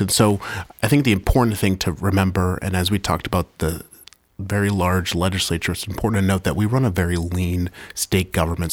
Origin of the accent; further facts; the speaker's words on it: Manchester, New Hampshire, United States; I remember driving to Manchester Memorial High School early in the morning, grabbing my Dunkin' Donuts iced coffee, no matter how cold it is. You always have iced coffee 'cause we're from New Hampshire